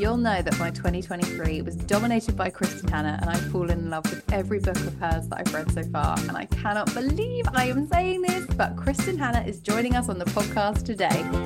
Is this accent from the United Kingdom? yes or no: yes; United Kingdom; we're British